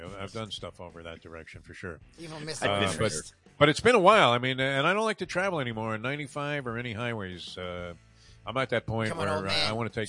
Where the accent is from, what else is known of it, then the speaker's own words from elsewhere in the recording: New York, United States; also born or lived in Los Angeles; now in South Florida, United States; growing up in New York, and then I drove in L.A.